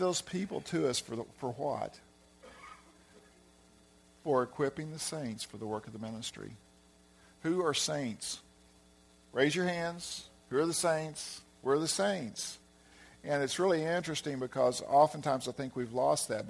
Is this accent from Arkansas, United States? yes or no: yes; Arkansas, United States; moved away; also born or lived in California; that's my hometown, you know, hometown area